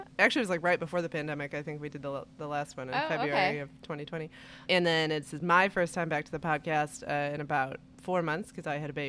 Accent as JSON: {"language": "English", "region": "Indiana", "country": "United States", "also_born_or_lived": "Virginia", "moved": "yes", "said": "I'm from Indiana originally, and obviously I live here now. But I went to college in Virginia"}